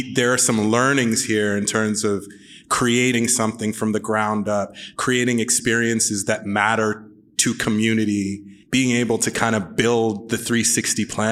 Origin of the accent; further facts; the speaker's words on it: Sudbury, Ontario, Canada; Grew up in Sudbury